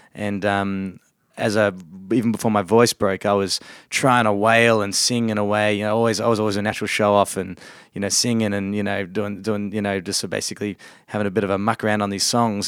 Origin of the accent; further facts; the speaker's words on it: Victoria, Australia; we grew up in Australia, but, um, my parents are originally from England